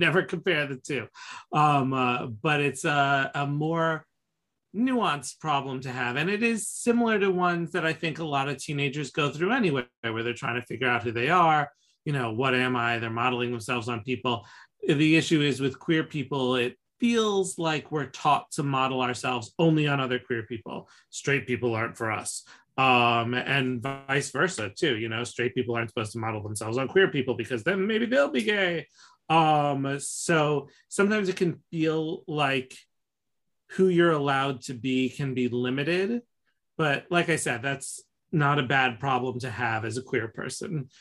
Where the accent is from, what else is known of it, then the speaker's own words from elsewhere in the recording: New York City, New York, United States; growing up in New York